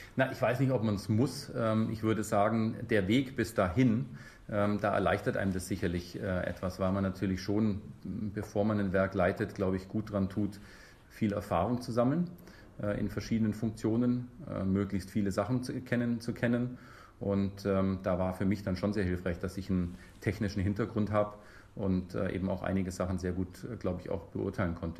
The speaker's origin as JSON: {"language": "German", "town": "Memmingen", "region": "Bavaria", "country": "Germany", "tie": "born or raised there", "also_born_or_lived": "Munich", "moved": "as an adult", "lives_now": "Bremen, Germany", "said": "ich bin gebürtiger Bayer, ehrlich gesagt. Ich komme aus Memmingen und ähm, habe auch in München studiert, also äh, so meine Schule und Studium in, im Süden verbracht"}